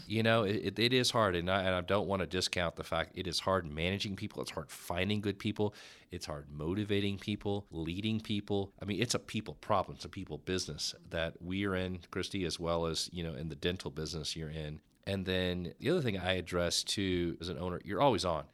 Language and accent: English; Dallas, Texas, United States; growing up in the Oak Cliff